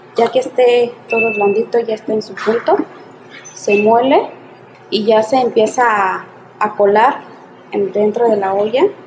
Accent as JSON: {"language": "Spanish", "town": "Asunción Ixtaltepec", "region": "Oaxaca", "country": "Mexico", "said": "Soy de aquí de Iztapeltec, de Oaxaca"}